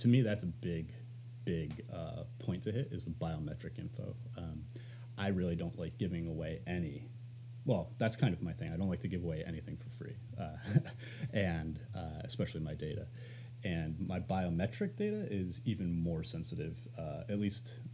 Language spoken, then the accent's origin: English; upstate New York, United States; moved away; I've been spending some time upstate to get away from the pandemic. And then I realized how small my hometown actually was